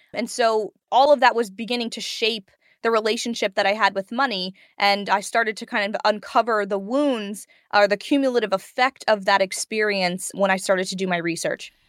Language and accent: English; Prince George's County, Maryland, United States; I grew up in Prince George's County, Maryland